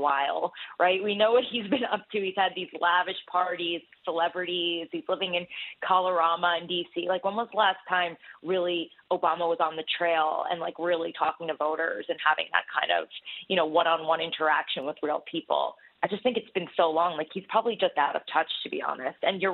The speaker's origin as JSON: {"language": "English", "region": "New Jersey", "country": "United States", "said": "I'm actually from New Jersey"}